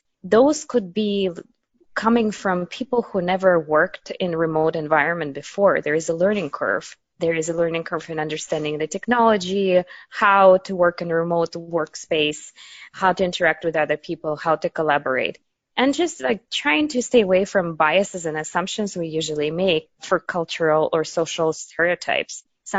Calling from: New York, United States; Calling from New York in Manhattan, where I've been going through the whole pandemic.

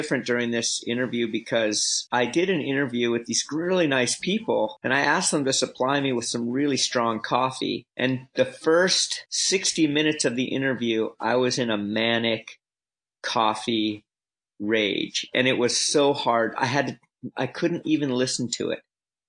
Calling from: Los Angeles, California, United States; I'm calling you from Los Angeles, California.

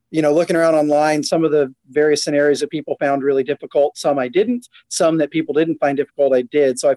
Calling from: Houston, Texas, United States; uh, Houston, just south of.

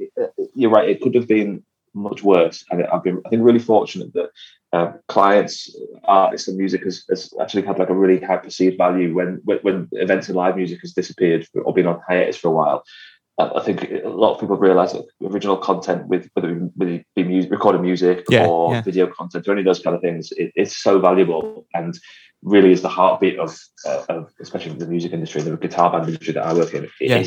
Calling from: Liverpool, North West England, United Kingdom; Well, I'm at home in Liverpool, I'm about a mile from my studio, which is the Motor Museum, which is in South Liverpool.

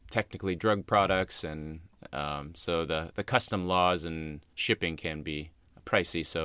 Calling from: Australia; I'm from Australia.

